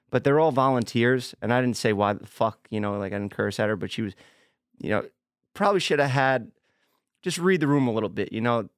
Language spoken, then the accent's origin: English; New York City, New York, United States; moved away; Staten Island, my hometown